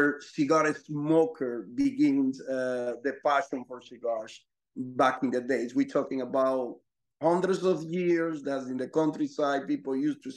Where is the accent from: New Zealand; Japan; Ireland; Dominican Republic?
Dominican Republic; I'm from Dominican Republic, which is a 11 million population, small country